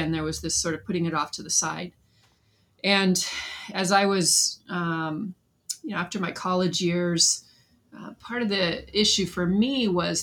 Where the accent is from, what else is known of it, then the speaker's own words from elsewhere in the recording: Southern California, United States; I was born and raised in Southern California